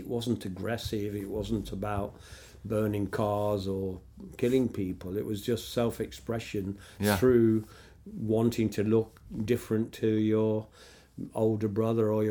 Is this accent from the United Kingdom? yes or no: yes; Nottingham, East Midlands, United Kingdom; five warehouses in my hometown